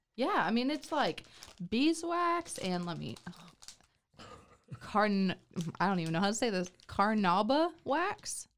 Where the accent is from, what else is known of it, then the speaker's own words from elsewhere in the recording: McKinney, Texas, United States; now in Waco, United States; my hometown, McKinney